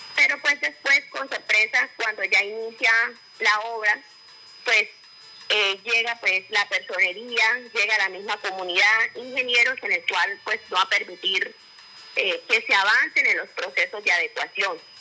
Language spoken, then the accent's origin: Spanish; Aguachica, Cesar, Colombia; como ciudadana de Aguachica, yo soy hija de Aguachica